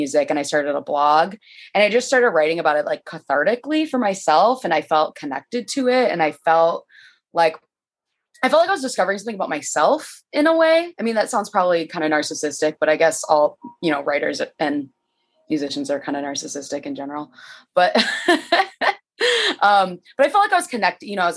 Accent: Michigan, United States; moved away as an adult; now in Chicago, United States; I'm from Michigan

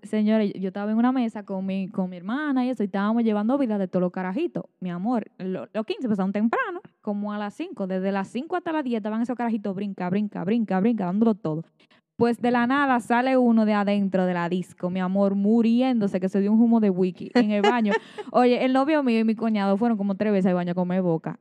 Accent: Moca, Espaillat, Dominican Republic; yo tengo 22 años y soy de Moca

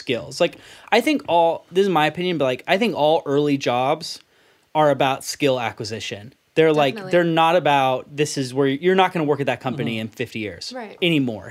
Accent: San Diego, California, United States; We're both from San Diego

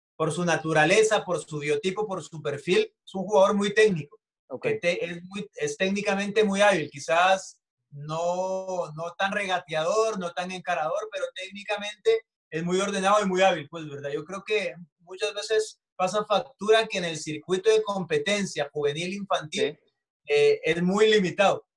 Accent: El Salvador

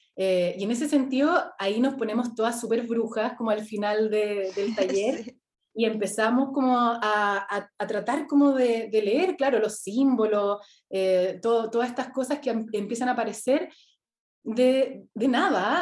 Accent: Temuco, Araucanía, Chile; moved away as an adult; also born or lived in Santiago; Yo nací en Temuco, estudié, me, vine a Santiago a estudiar arquitectura

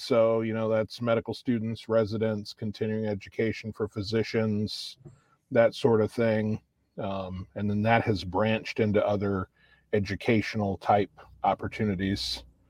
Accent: northern Indiana, United States; moved away as an adult; now in Johnson City, United States; born and raised in Indiana, northern Indiana, you know, just kind of a normal Midwestern country kid

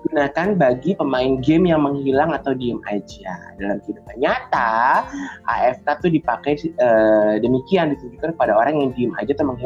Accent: Bekasi, West Java, Indonesia; moved away; gue sebagai warga Bekasi yang telah meninggalkan Bekasi selama kurang lebih uh, eh, 15 tahun

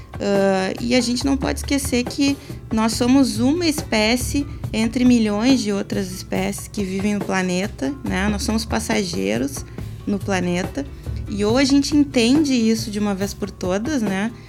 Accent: Rio Grande do Sul, Brazil; nosso pampa, que faz parte aí da nossa identidade enquanto, enquanto gaúchos

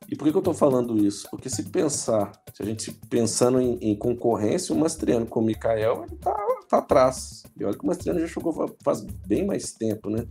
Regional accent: Minas Gerais, Brazil; como bons mineiros que somos

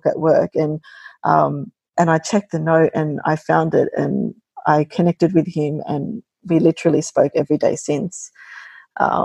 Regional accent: Sydney, New South Wales, Australia; born and bred in Sydney.

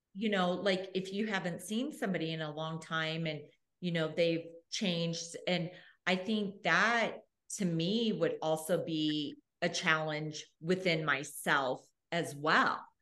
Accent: Arizona, United States; now in Australia; I grew up in Arizona

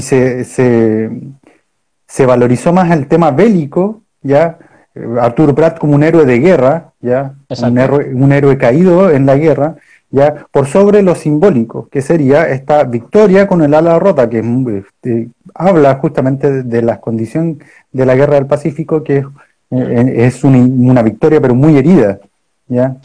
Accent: Punta Arenas, Magallanes and Chilean Antarctica, Chile; yo soy de Punta Arenas y en Punta Arenas está lleno de estatuas

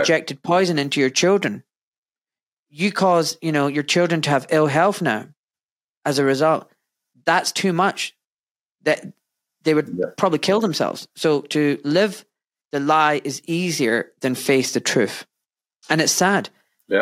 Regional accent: Glasgow, Scotland, United Kingdom; I was born in Scotland in wet, wet and very grey Glasgow.

